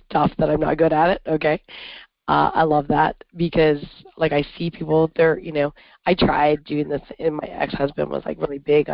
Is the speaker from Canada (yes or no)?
yes; Canada; also born or lived in upstate New York; now in New York, United States; I'm from Canada, and all of Canada is north of here.